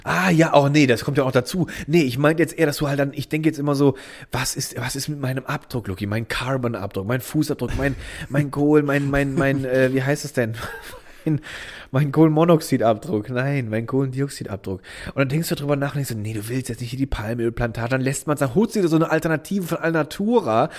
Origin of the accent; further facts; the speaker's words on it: Miesenheim, Rhineland-Palatinate, Germany; im Dorf Miesenheim, wo ich aufgewachsen bin